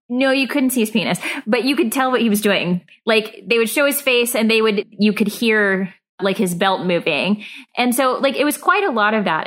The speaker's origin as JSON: {"language": "English", "region": "the Bible Belt", "country": "United States", "tie": "born or raised there", "said": "I grew up in the Bible Belt"}